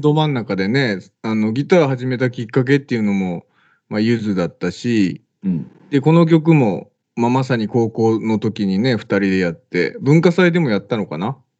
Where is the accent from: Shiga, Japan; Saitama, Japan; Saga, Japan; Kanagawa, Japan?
Saga, Japan; 地元が一緒でね、まあ、地元というか佐賀県、 えー、出身、2人とも佐賀県出身